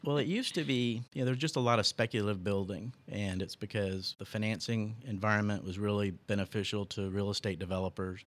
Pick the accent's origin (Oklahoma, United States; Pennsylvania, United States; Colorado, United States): Oklahoma, United States; Tulsa; moved away as an adult; also born or lived in Charlotte, North Carolina / Arlington, Texas; now in Dallas, United States; Born here, but grew up in Oklahoma.